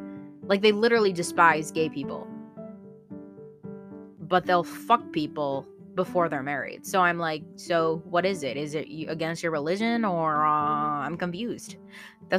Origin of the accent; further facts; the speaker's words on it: Philippines; I'm Filipino